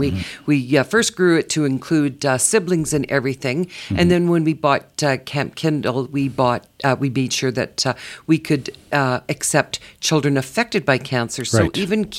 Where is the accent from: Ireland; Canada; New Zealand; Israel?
Canada; Calgary, Alberta; Calgary is home for me originally. Born and raised.